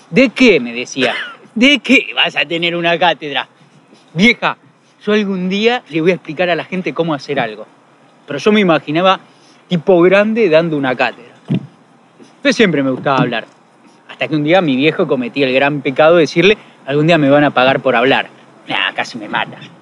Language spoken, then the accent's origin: Spanish; Mar del Plata, Buenos Aires Province, Argentina; Soy de Mardel, tengo mis amigos, son los que me conocen